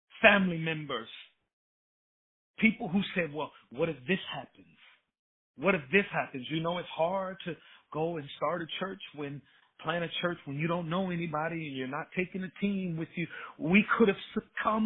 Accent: Chicago, Illinois, United States; moved away as an adult; now in North Texas, United States; I grew up in the city of Chicago

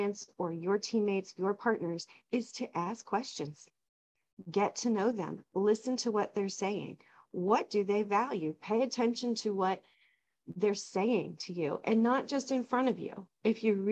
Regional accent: United States

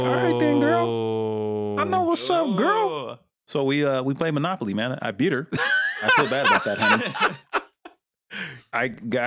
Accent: Phoenix, Arizona, United States; I'm born and raised in Phoenix

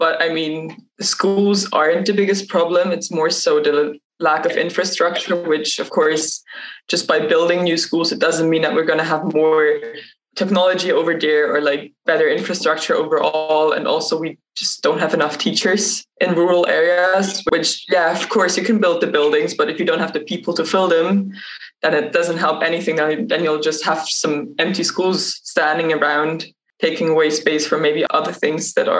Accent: Switzerland; I'm from Switzerland

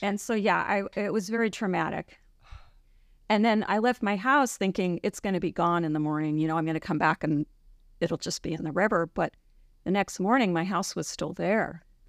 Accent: a suburb of New York City, United States; moved away as an adult; now in Juneau, United States; I grew up in New York, in a suburb of New York City, and I moved to Alaska in the late eighties

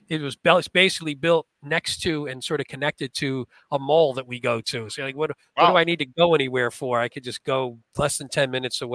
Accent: New Jersey, United States; I grew up in New Jersey

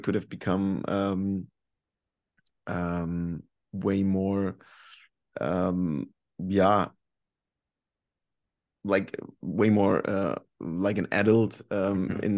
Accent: Germany; English is a second language; moved away as an adult; also born or lived in North Carolina / Sweden

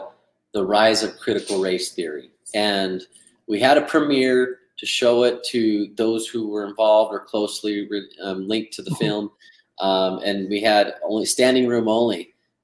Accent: Southern California, United States; now in Vineyard, United States; I was born and raised in Southern California

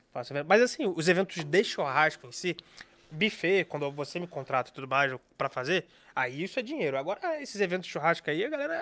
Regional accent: Brazil; eu sou brasileiro

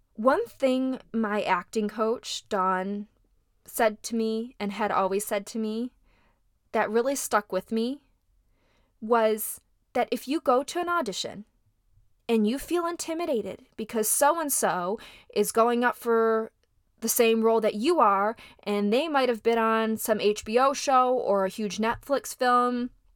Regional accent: Midwest, United States; moved away as an adult; now in Los Angeles, United States; I came there from the Midwest.

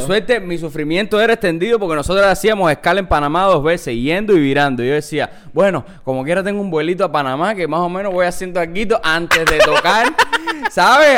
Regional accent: Cuba; moved away; somos cubanos

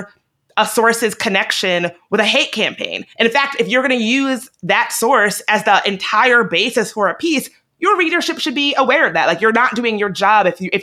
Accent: Virginia, United States; I'm from Virginia

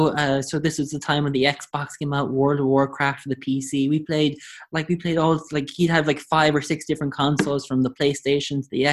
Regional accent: Limerick, Munster, Ireland; also born or lived in United States / Taiwan; So, as you mentioned, I'm from Limerick. I don't sound like I'm from Limerick because I lived, my parents and my family lived in America and then Taiwan, and they came back to Ireland. So I've lost the Limerick, true Limerick accent.

